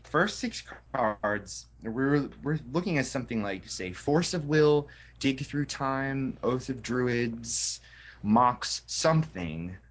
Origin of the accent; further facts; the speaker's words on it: Wilkes-Barre, Pennsylvania, United States; my hometown of Wilkes-Barre, which is the Diamond City.